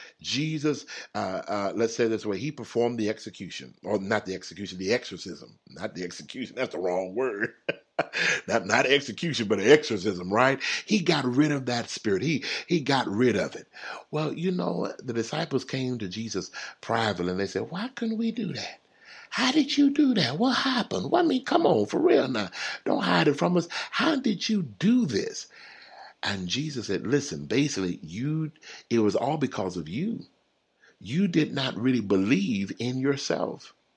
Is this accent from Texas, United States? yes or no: yes; Texas, United States; now in California, United States; when I moved to California, I'm from Texas. When I moved to California, y'all, I saw so many donut shops, it's unreal.